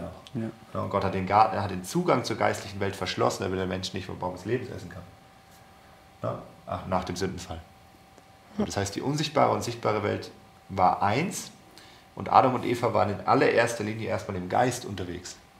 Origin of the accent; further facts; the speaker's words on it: Germany; wir als Deutsche